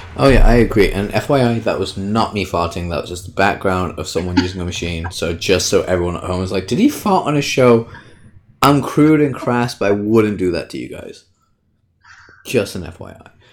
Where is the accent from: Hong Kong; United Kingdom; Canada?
United Kingdom